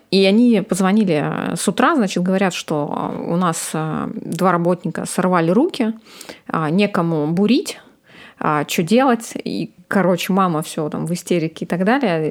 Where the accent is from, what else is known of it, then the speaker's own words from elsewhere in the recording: Ukhta, Komi Republic, Russia; moved away; Мы из Ухты очень а, морозный город